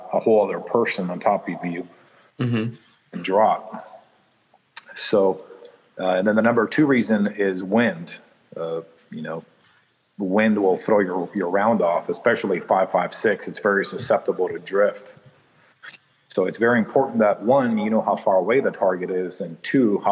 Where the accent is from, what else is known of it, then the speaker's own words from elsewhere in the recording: Chicago, Illinois, United States; I was born in Chicago